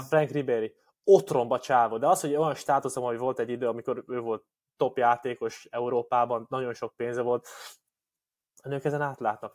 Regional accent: Hungary; két 27 eh, éves férfi, fehér magyar ember vagyunk

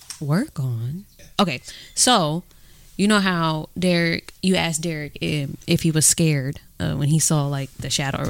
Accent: Oakland, California, United States; growing up in Oakland

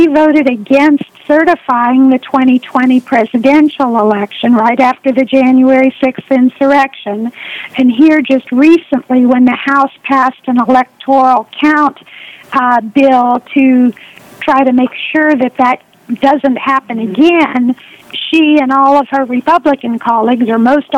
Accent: Richardson, Texas, United States; also born or lived in Lubbock, Texas; now in Carrollton, United States; I grew up in Richardson, and I attended the public schools there from third grade through my graduation from Richardson High School

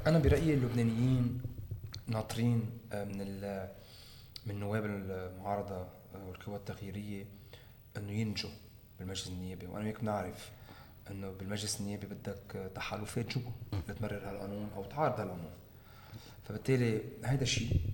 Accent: Lebanon; نحن كلبنانيين

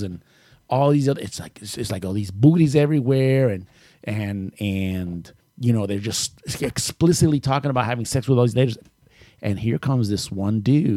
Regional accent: Puerto Rico; moved away; growing up in Puerto Rico

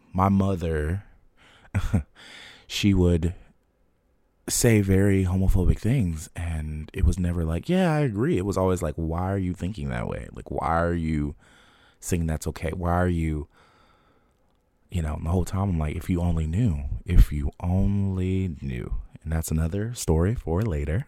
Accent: Trenton, New Jersey, United States; growing up in Trenton at the time

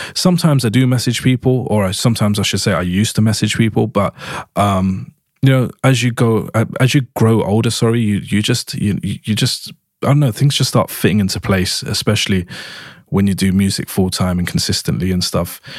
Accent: London, United Kingdom; I was born and raised in East London in the U K

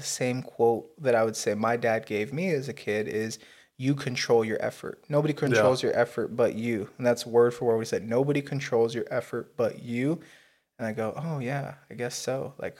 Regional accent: Las Vegas, Nevada, United States; When I was growing up in Vegas, I went to the Floyd Mayweather camp.

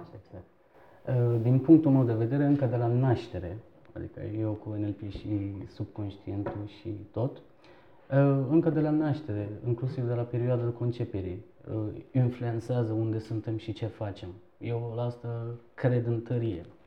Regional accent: Istanbul, Turkey; Romanian is a second language; moved away as an adult; also born or lived in eastern Turkey near the Iranian border / Bucharest, Romania; now in Romania; m-am născut în, uh, într-un oraș din Turcia, de origine sunt turc, uh, de vreo 5 km apropiere de Iran, la vama Iranului. E, în scurt timp ne-am mutat în Istanbul și toată, adică până la 17 ani copilăria mea a trecut în Istanbul

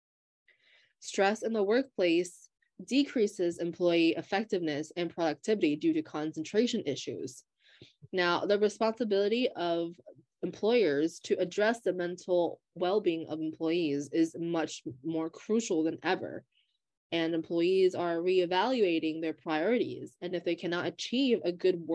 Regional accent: Hershey, Pennsylvania, United States; I am from Hershey, Pennsylvania

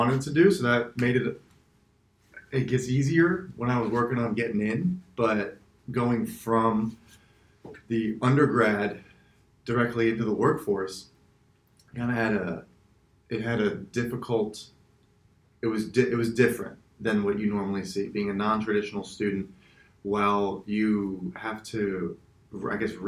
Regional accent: West Palm Beach, Florida, United States; also born or lived in Chicago; I am originally from South Florida, West Palm Beach

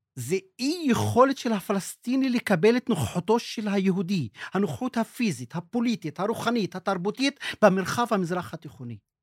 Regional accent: Israel; first language Arabic; Hebrew is a second language; אני יליד 62, נולדתי אל תוך ההוויה הישראלית

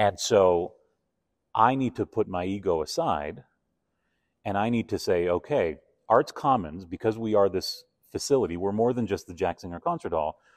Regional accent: Argentina; also born or lived in Toronto / New York; now in Calgary, Canada; growing up in Argentina

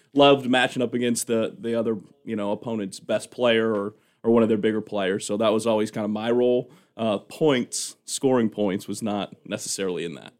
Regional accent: Rockford, Michigan, United States; moved away as an adult; also born or lived in Indianapolis, Indiana / Grand Forks, North Dakota; I'm originally from Rockford High School

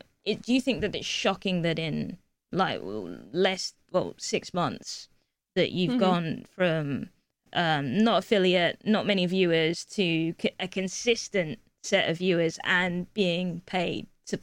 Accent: England, United Kingdom; I'm from England.

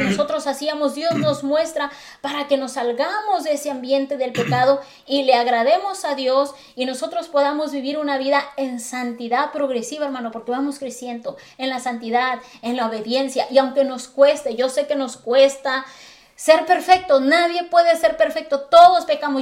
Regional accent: Acapulco, Guerrero, Mexico; Yo soy de Acapulco Guerrero

